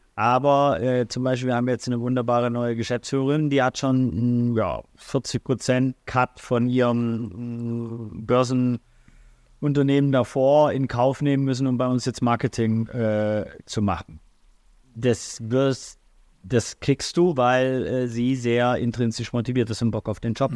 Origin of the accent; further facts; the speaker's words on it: Swabia, Baden-Württemberg, Germany; also born or lived in St. Pauli, Hamburg; now in Hamburg, Germany; Schwabe Bildungsbürgertum